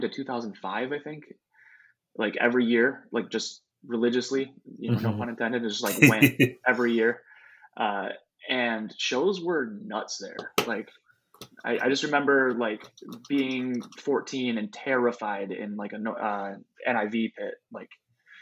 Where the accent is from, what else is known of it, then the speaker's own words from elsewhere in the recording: West Michigan, United States; I grew up in West Michigan